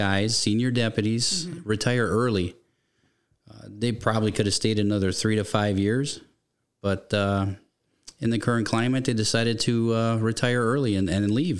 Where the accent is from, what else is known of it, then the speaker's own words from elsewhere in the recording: Milwaukee, Wisconsin, United States; I was born and raised in Milwaukee County.